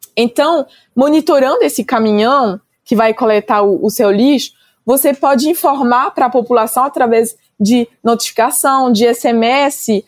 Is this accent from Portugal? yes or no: no; France; moved away as an adult; now in Brazil; Sou francesa, né? Mas faz quase 10 anos agora que eu estou morando no Brasil